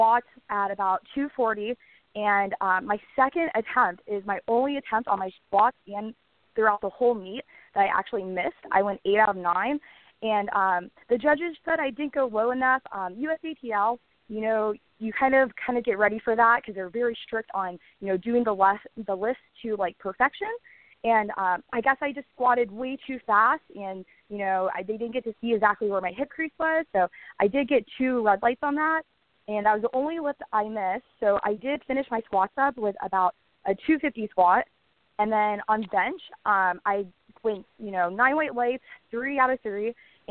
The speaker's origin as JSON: {"language": "English", "town": "Orlando", "region": "Florida", "country": "United States", "tie": "born or raised there", "said": "Orlando next year, which is my hometown"}